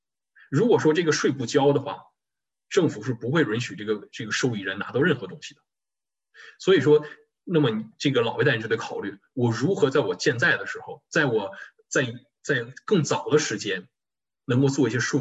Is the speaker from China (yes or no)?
yes; China; 对于我们中国人来讲啊，尤其不光是中国人，就是亚裔啊